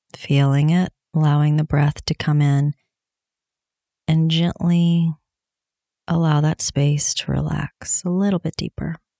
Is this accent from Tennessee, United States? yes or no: yes; Tennessee, United States; here in Tennessee, my home state